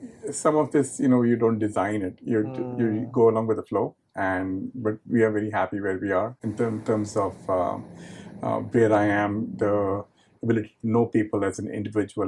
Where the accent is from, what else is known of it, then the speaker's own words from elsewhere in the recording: India; moved away as an adult; also born or lived in Syracuse, New York / Burlington, Vermont / Nebraska; now in Bakersfield, United States; I'm originally from India. I did my med school in India